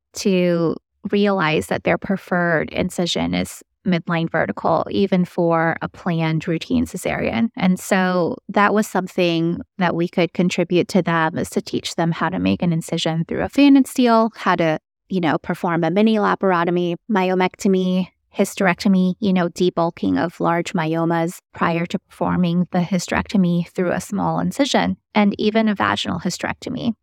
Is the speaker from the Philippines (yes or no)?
yes; Philippines; now in United States; I'm originally from the Philippines, but I did my formal training here in the States